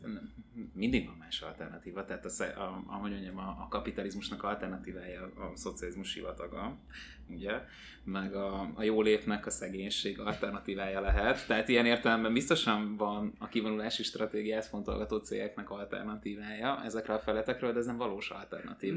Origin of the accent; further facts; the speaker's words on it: Hungary; magyar vagyok